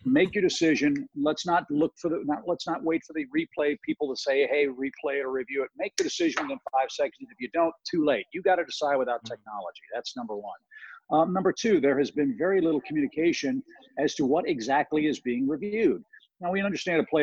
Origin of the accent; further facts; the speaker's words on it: St. Louis, Missouri, United States; I grew up in St. Louis